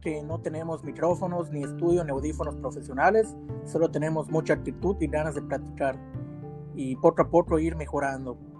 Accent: Yucatán, Mexico; soy yucateco

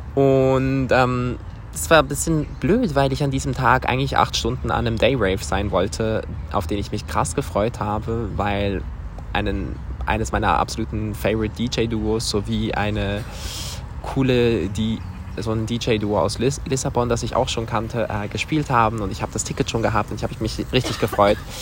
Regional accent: Switzerland; aus der Schweiz

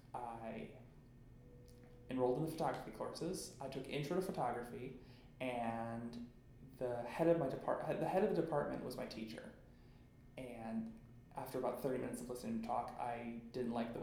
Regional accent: North Royalton, Ohio, United States; I grew up in North Royalton, which is about 20, 25 minutes south of Cleveland

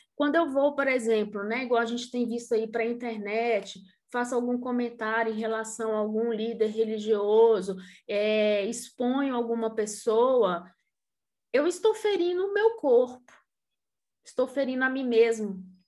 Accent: Brazil; a formação da gente enquanto brasileiro

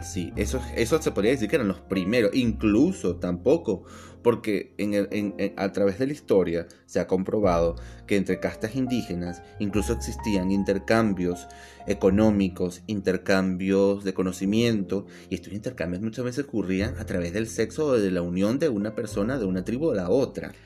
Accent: Venezuela; accent: Venezuelan; moved away as an adult; now in Buenos Aires, Argentina; soy tan venezolano como una arepa.

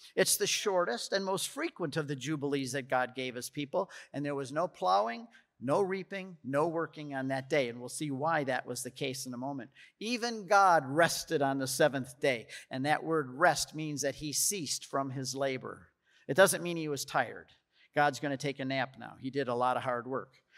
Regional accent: United States; I'm an American

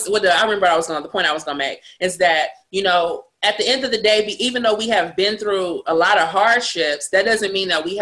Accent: Los Angeles, California, United States; now in Nevada, United States; I grew up in South Central

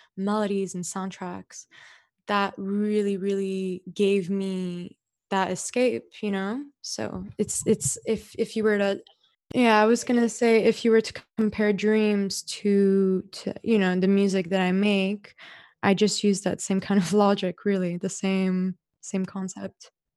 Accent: Dubai, United Arab Emirates; as a kid growing up in Dubai

